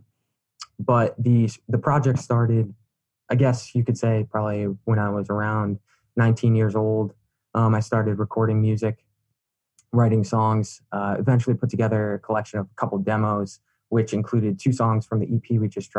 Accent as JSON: {"language": "English", "region": "Pennsylvania", "country": "United States", "also_born_or_lived": "New York City", "moved": "yes", "lives_now": "Florida, United States", "said": "I'm originally from Pennsylvania"}